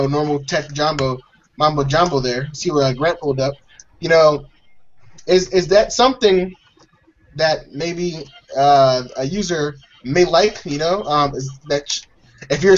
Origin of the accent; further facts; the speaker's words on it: United States; everyone here is American